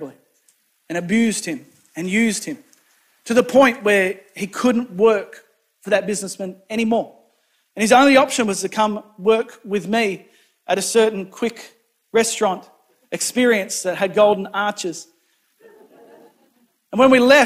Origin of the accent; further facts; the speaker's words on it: New South Wales, Australia; now in Rockingham, Australia; my hometown in New South Wales